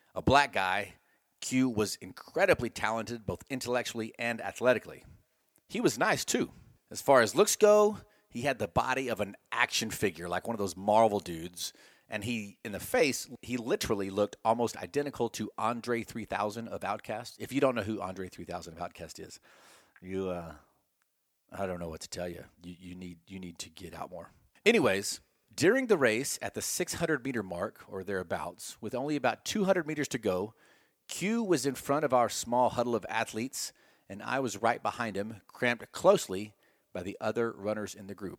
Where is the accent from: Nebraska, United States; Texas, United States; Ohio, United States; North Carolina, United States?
Texas, United States; I'm from Texas